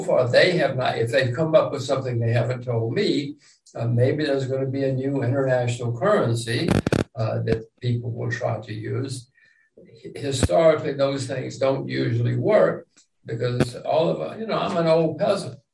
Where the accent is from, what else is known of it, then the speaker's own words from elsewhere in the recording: United States; I'm an American